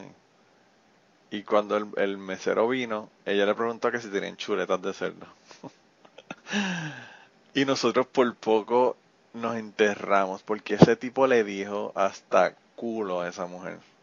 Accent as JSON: {"language": "Spanish", "town": "Utuado", "country": "Puerto Rico", "moved": "yes", "said": "yo soy de Utuado"}